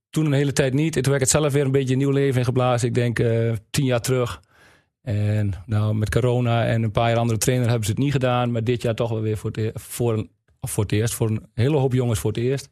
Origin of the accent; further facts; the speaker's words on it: Wapserveen, Drenthe, Netherlands; Ik kom uit Wapsveen